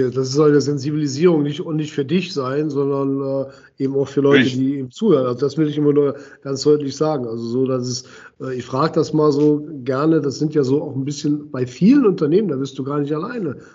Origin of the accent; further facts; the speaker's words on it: Düsseldorf, North Rhine-Westphalia, Germany; ich bin ja Düsseldorfer